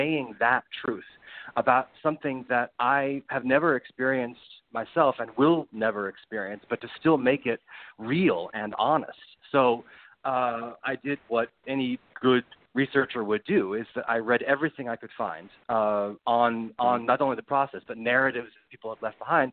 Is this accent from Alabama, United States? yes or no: no; Rhode Island, United States; now in Brooklyn, United States; I'm from Rhode Island